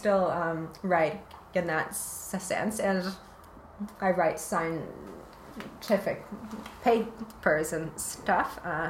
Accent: Winnipeg, Manitoba, Canada; It's a city called Winnipeg.

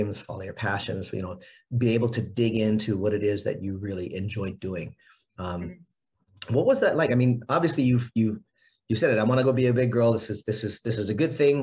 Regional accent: Hawaii, United States; I'm from Hawaii

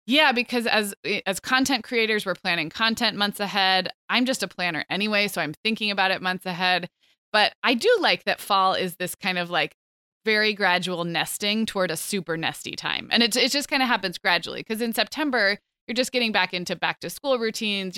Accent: Santa Barbara, California, United States; moved away as an adult; also born or lived in Chicago, Illinois / Scottsdale, Arizona; now in Orange County, United States; I grew up in Santa Barbara, which is, it's kind of Southern California

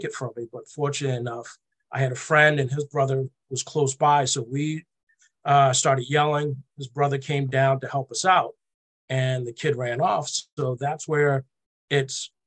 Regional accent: Boston, Massachusetts, United States; I'm from Boston, born and raised.

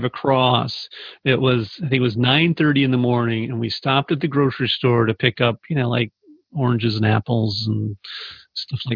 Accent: Arizona, United States; moved away as an adult; also born or lived in Phoenix; now in Saratoga Springs, United States; I grew up in Arizona, and that's where I consider home.

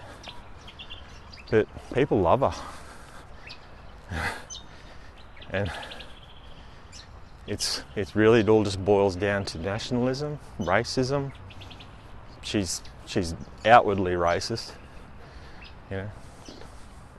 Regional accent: Queensland, Australia; I live in Queensland, Australia, our capital city, which I live a fair distance from because it's a big state

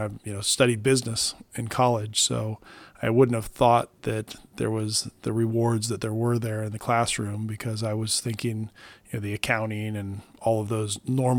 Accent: Detroit, Michigan, United States; born there; also born or lived in Omaha, Nebraska / California; I was born in Detroit, Michigan, and he was an accounting instructor. So we moved kind of across the country as he found different positions and moved from Omaha, Nebraska, actually out to California.

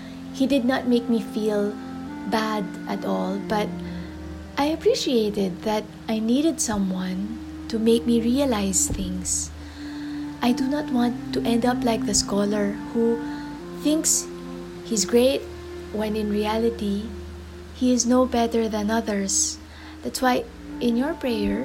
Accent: Metro Manila, Philippines; I am from the Philippines, from Metro Manila.

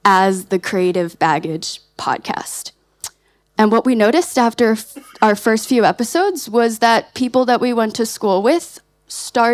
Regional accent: United States; We're from the States

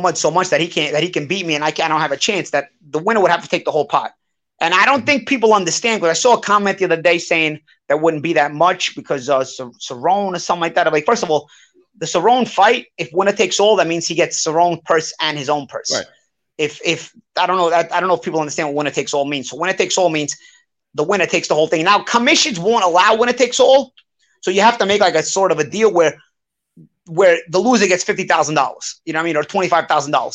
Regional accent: New York City, New York, United States; I'm from Brooklyn

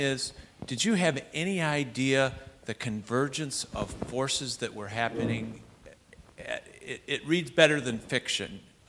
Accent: Detroit, Michigan, United States; growing up in the city of Detroit

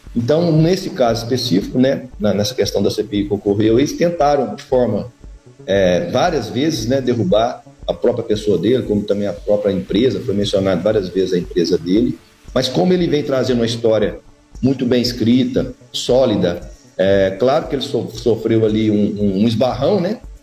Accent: Brazil; nós brasileiros

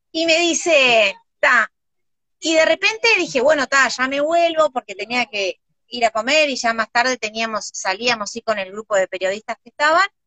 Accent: Uruguay; no, yo este, estoy muy contenta, vengo de Uruguay, no sé si ustedes conocen, están

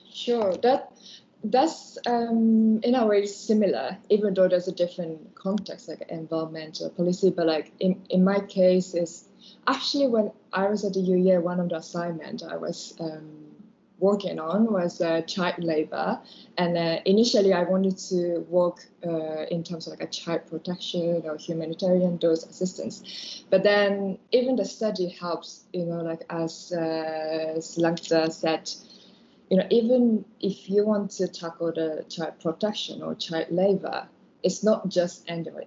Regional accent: Japan; moved away as an adult; also born or lived in New York, United States; now in Kinshasa, Democratic Republic of the Congo; I'm from Japan, and I'm back to to Japan

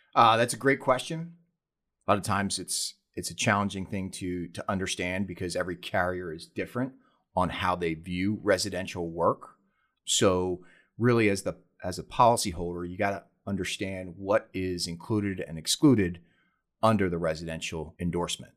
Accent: Philadelphia, Pennsylvania, United States; moved away as an adult; now in San Diego, United States; I was born and raised back on the East Coast in Philadelphia, Pennsylvania.

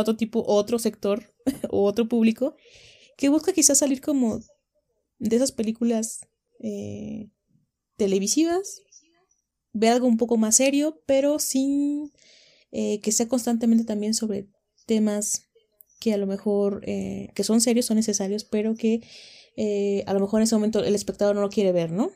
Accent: Mexico; tenemos una identidad como mexicanos

